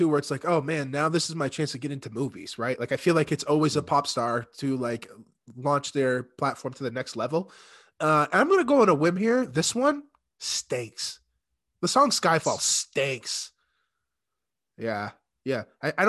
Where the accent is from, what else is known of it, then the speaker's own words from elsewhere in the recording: United States; I guess and again, maybe because we're from the States, you know, this probably holds a little more reverence for the guys across the pond